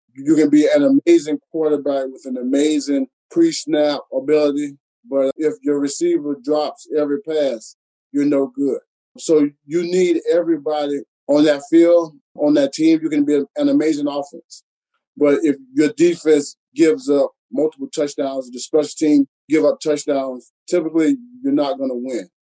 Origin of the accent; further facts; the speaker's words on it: Alachua, Florida, United States; moved away as an adult; also born or lived in Statesboro, Georgia / Chicago; growing up in Alachua, Florida, it's a very small town